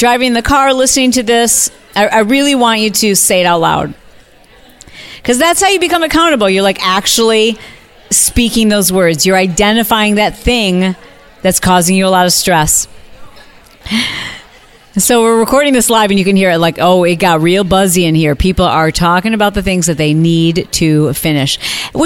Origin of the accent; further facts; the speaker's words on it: Midwest, United States; moved away; I'm from the Midwest